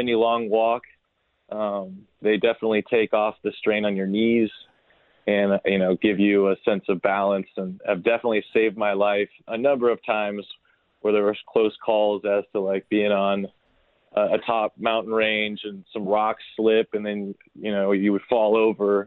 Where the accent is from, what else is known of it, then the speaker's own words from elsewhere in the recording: South Florida, United States; I grew up in South Florida